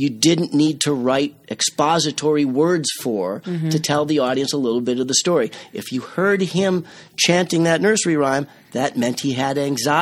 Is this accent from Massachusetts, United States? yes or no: yes; Cape Cod, Massachusetts, United States; also born or lived in Boston; I grew up on Cape Cod